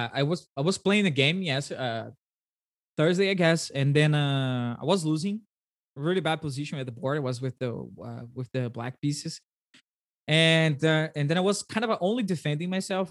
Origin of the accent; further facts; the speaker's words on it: Brazil; first language Portuguese; English is a second language; I speak Portuguese and Brazilian